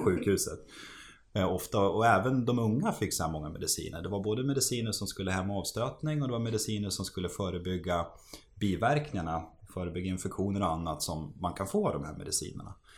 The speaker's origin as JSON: {"language": "Swedish", "town": "Västerås", "region": "Västmanland", "country": "Sweden", "tie": "born or raised there", "moved": "yes", "said": "så är vi, vi födda och uppvuxna i Västerås"}